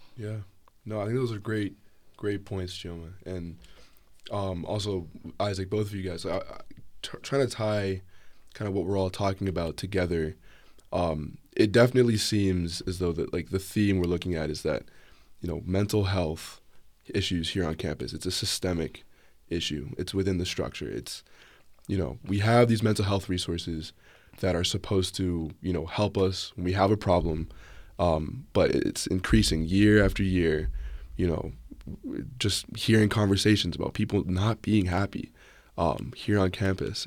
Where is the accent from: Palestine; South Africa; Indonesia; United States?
United States; Bethesda, Maryland; I'm a junior from Bethesda, Maryland, or the D C area